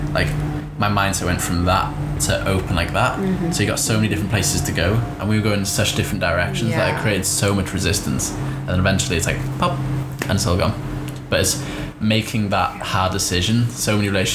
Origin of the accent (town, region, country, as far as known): United Kingdom; accent: British; moved away as an adult; now in Australia